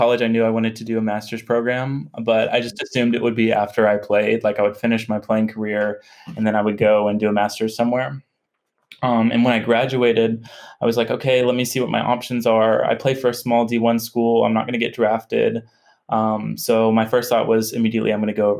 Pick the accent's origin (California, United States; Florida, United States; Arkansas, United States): Arkansas, United States; Conway; moved away as an adult; now in Spain; I grew up in Arkansas, in Conway, Arkansas, right outside of Little Rock